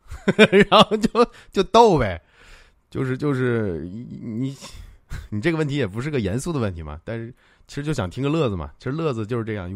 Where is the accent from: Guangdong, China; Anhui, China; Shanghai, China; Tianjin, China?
Tianjin, China; 我老家也是天津的